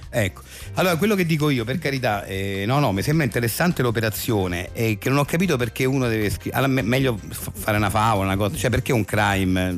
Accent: Rome, Lazio, Italy; io essendo romano doc

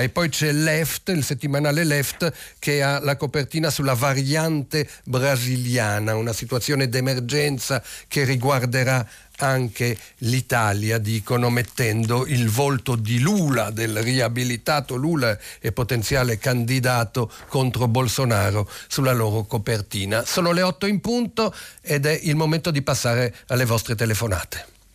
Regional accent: Lebanon; now in Italy; apprezzi un richiamo al mio paese natale, anche se è un richiamo addolorato sulla prima pagina del manifesto, povero Libano

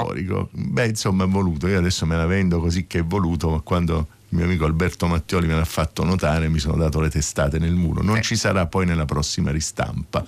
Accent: Taranto, Apulia, Italy; now in Rome, Italy; Io non sono nato a Roma, un pezzo della mia famiglia e, e, viveva a Roma, insomma possiamo dire che era romana insomma, da, da, da, parecchi anni, però io vengo dal sud, vengo da Taranto

